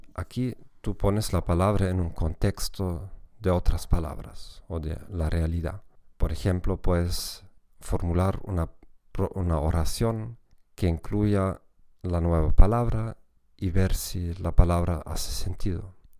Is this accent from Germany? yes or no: yes; Germany; Spanish is a second language; para mí como alemán